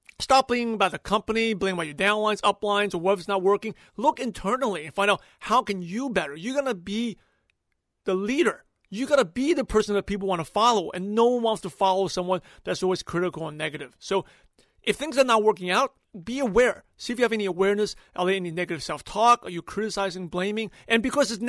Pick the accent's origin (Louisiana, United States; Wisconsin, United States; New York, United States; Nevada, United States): New York, United States; New York City; growing up in New York City, in Brooklyn, New York